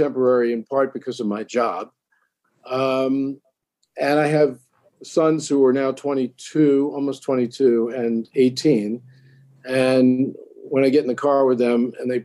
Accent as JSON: {"language": "English", "town": "Oceanside", "region": "New York", "country": "United States", "tie": "born or raised there", "also_born_or_lived": "Brooklyn, New York", "said": "I grew up in Oceanside, New York, which was close to the Atlantic Ocean"}